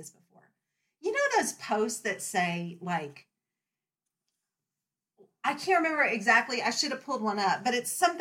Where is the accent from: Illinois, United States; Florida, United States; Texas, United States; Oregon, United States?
Texas, United States; moved away as an adult; now in Virginia, United States; I'm from Texas. I'm a transplant to Virginia.